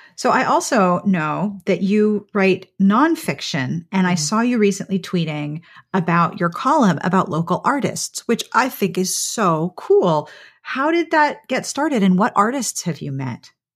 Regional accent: Pittsburgh, Pennsylvania, United States; now in South Carolina, United States; I grew up in Pittsburgh

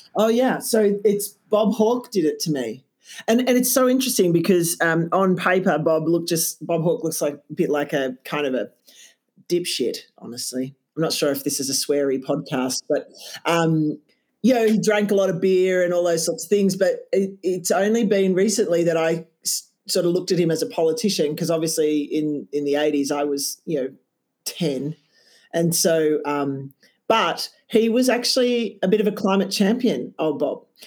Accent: Canberra, Australian Capital Territory, Australia; moved away; I'm Canberra born and bred

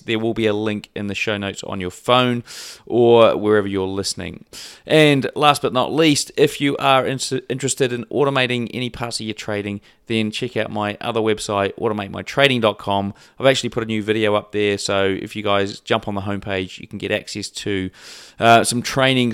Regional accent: New Zealand; I'm also a Kiwi

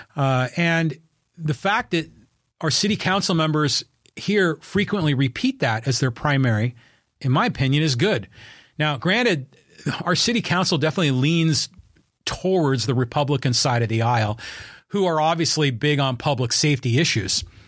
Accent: Poway, California, United States; my hometown of Poway and my community here in North County Inland

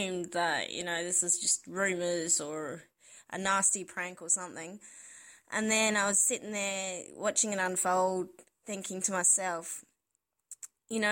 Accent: Adelaide, South Australia, Australia; from Adelaide in South Australia.

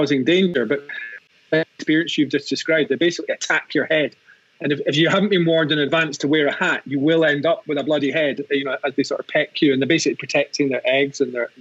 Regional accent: Scotland, United Kingdom; now in Colorado, United States; I'm Scottish

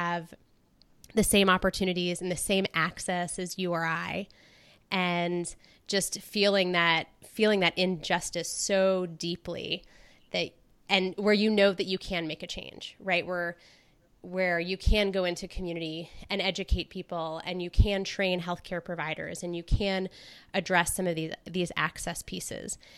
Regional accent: North Carolina, United States; I was born in North Carolina

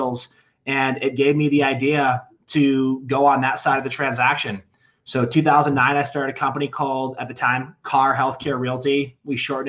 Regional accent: Charlevoix, Michigan, United States; moved away as an adult; also born or lived in Denver, Colorado; now in Castle Rock, United States; I grew up in northern Michigan, little resort town called Charlevoix.

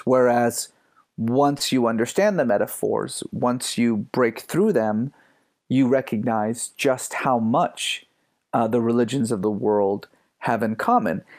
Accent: Iran; also born or lived in San Francisco Bay Area, United States; now in United States; I grew up in Iran

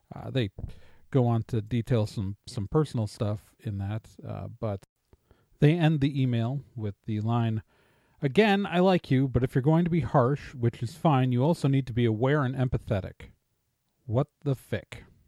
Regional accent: Wisconsin, United States; I'm from Wisconsin. I'm a Midwesterner

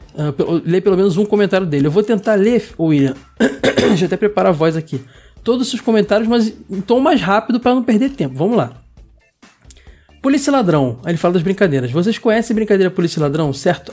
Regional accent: Rio de Janeiro, Brazil; eu sou do Rio de Janeiro, mas pessoal que de fora pensa que Rio de Janeiro todo é praia, né? Bem assim não, eu moro, sempre morei longe da praia

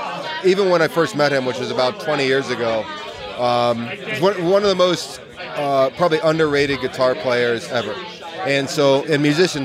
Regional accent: Pittsburgh, Pennsylvania, United States; when I grew up in Pittsburgh

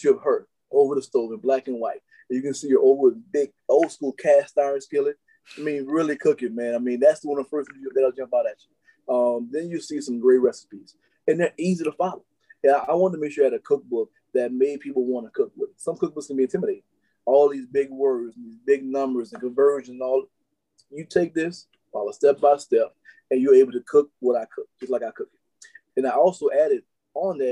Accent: New Orleans, Louisiana, United States; I grew up in New Orleans

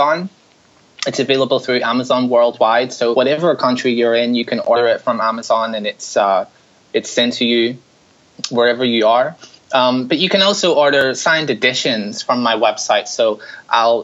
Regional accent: Larne, Northern Ireland, United Kingdom; now in New York City, United States; I'm from Northern Ireland. I grew up in a really small town called Larne, which is just outside Belfast

